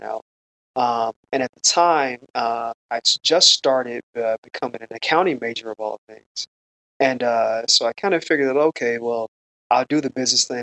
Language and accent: English; Chicago, Illinois, United States; moved away as an adult; also born or lived in Los Angeles, United States; Originally, I'm from Chicago